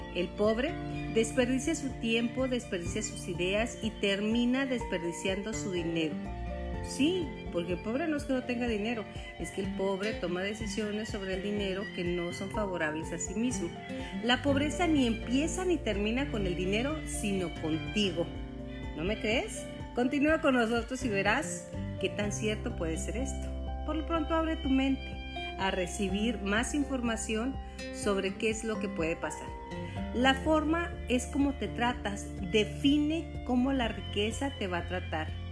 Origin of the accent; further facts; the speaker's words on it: Chihuahua, Mexico; para aquellas personas que somos de Chihuahua